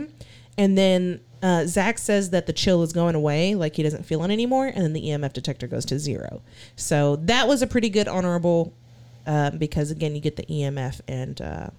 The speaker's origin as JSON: {"language": "English", "region": "Texas", "country": "United States", "said": "Like, I'm too Texan. I'm sorry. I'm too Texan."}